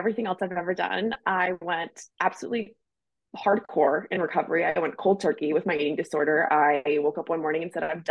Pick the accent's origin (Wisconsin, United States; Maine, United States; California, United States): Maine, United States; I grew up in Maine, like skiing and riding horses a lot